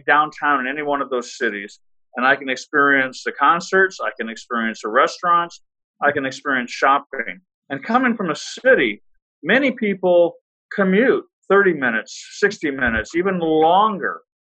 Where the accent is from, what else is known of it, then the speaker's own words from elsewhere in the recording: Austin, Texas, United States; I came from Austin, Texas, and absolutely love Austin.